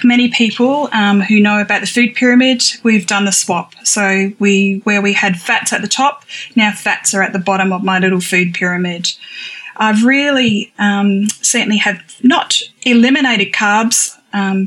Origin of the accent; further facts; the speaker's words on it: Australia; also born or lived in Adelaide, South Australia; I am from Australia